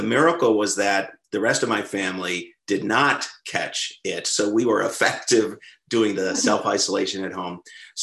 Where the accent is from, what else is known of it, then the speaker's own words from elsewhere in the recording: Western New York State, United States; moved away; also born or lived in London, England; I grew up in Western New York State, not an overly exciting place, but geographically beautiful.